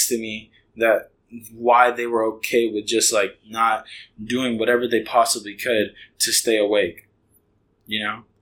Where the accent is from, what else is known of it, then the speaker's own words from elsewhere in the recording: Hayward, California, United States; moved away as an adult; now in Heath, United States; I grew up in a city called Hayward